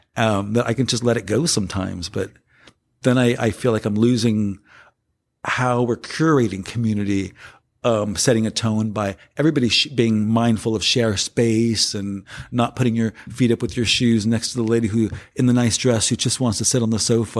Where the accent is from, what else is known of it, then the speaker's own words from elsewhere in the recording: Los Angeles, California, United States; also born or lived in San Francisco; I come from South Cent-, South Central Los Angeles in a ghetto environment.